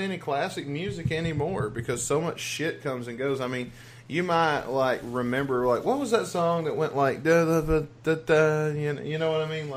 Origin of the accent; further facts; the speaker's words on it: the South, United States; I was lucky enough to be from the South